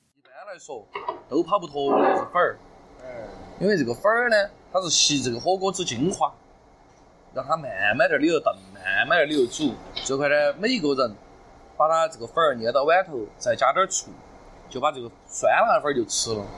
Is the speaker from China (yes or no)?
yes; Chengdu, Sichuan, China; 像我们成都人说就是好吃，温淡巴适